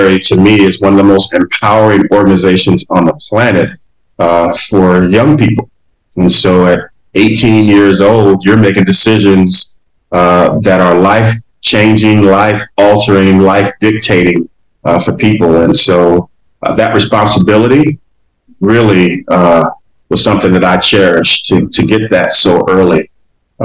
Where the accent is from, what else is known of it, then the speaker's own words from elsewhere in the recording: Detroit, Michigan, United States; also born or lived in Orlando, Florida; I was born in Orlando, Florida, and actually raised in Detroit, Michigan. And so that's why I always say I'm from Detroit, because I was an infant when my parents moved us up to Detroit